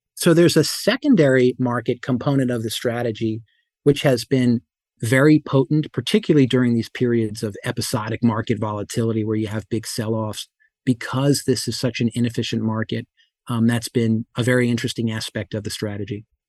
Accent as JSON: {"language": "English", "town": "Whippany", "region": "New Jersey", "country": "United States", "tie": "born or raised there", "said": "I grew up in Whippany, New Jersey"}